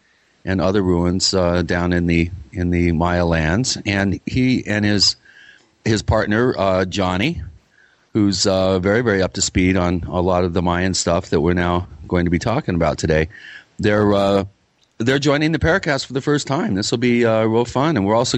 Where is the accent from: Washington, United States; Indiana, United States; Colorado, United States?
Washington, United States; Bellevue; Brendon and I grew up together in Bellevue, Washington.